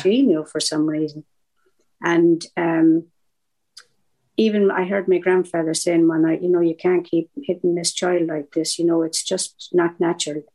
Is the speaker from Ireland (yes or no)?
yes; southeast Ireland, Ireland; also born or lived in Cork; now in Manchester, United Kingdom; I'm from Ireland. I'm from yeah. the Southern Ireland, southeast. I was oh. bred, born, and raised by the sea on the coast